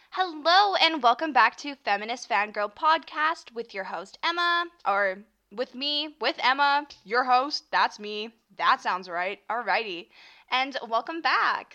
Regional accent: Canada; I'm from Canada, so we say Z, not Z. Sorry. Sorry. Zed.

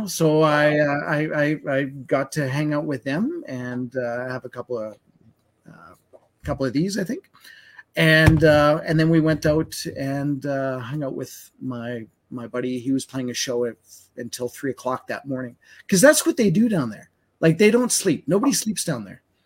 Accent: Winnipeg, Manitoba, Canada; now in Alberta, Canada; I grew up in Winnipeg's, and uh, and I've told the story where I moved out here in '96

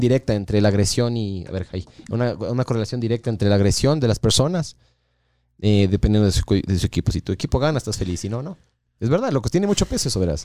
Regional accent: Ecuador; soy ecuatoriano

